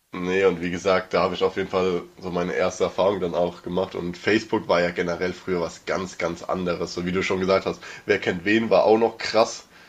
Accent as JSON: {"language": "German", "town": "Mörsch", "region": "Rhineland-Palatinate", "country": "Germany", "tie": "born or raised there", "said": "wir sind ja generell da in dem Dorf geboren"}